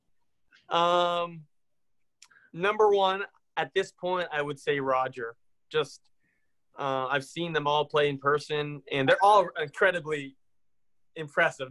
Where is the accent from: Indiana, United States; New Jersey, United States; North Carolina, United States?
Indiana, United States; near Indianapolis, United States; I grew up near Indianapolis